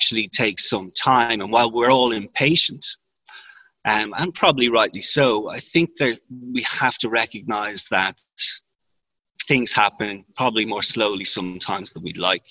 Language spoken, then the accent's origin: English; Ireland; I'm from Ireland, which is a common law jurisdiction